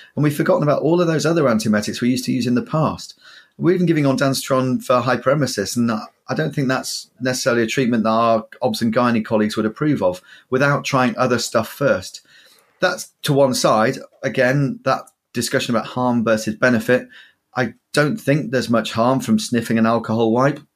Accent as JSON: {"language": "English", "region": "Yorkshire and the Humber", "country": "United Kingdom", "moved": "yes", "lives_now": "southern England, United Kingdom", "said": "as a Yorkshireman"}